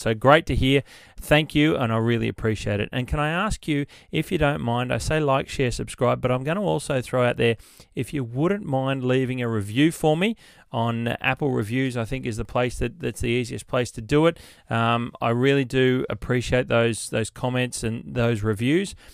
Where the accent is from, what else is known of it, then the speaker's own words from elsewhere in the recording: New South Wales, Australia; my home state of New South Wales